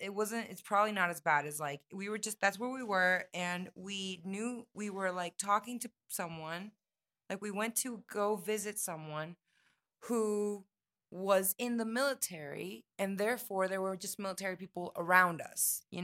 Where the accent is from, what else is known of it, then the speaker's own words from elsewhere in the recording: Dominican Republic; also born or lived in Colombia / United States; I'm mixed. I'm born in Colombia. My childhood was in Dominican Republic, but I've lived a big part in the United States.